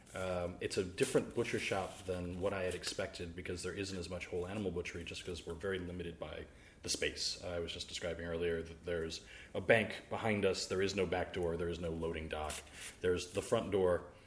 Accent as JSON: {"language": "English", "region": "the South", "country": "United States", "moved": "yes", "lives_now": "Alexandria, VA, United States", "said": "I'm from the South"}